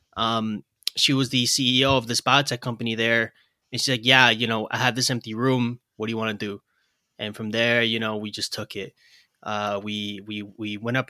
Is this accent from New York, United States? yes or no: yes; New York City, New York, United States; I'm a lifelong New Yorker. You know, I was born and raised in Brooklyn